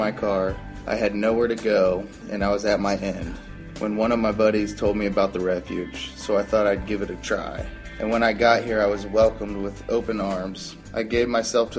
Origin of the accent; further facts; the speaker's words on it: Columbus, Ohio, United States; I was born and raised in Columbus, Ohio